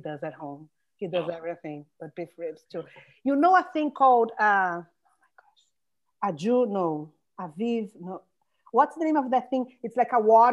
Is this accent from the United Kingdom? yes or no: no; Brazil; accent: Brazilian; English is a second language; moved away as an adult; now in California, United States; I'm Brazilian. I cannot say that I'm not. You can hear my accent, the way I talk, everything about it